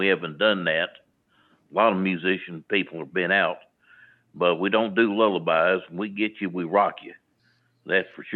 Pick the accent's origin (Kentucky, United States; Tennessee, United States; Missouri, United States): Missouri, United States; St. Louis; I am from St. Louis, Missouri